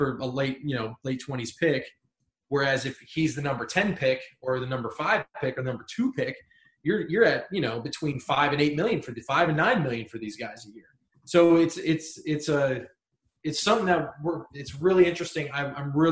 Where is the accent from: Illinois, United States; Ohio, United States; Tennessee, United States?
Ohio, United States; I'm from Ohio